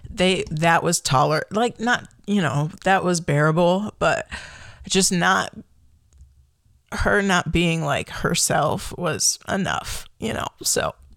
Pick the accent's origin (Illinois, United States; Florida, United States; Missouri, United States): Illinois, United States; Chicago; moved away as an adult; also born or lived in Michigan / Kalamazoo / Appleton; now in Oregon, United States; I grew up in the Chicagoland area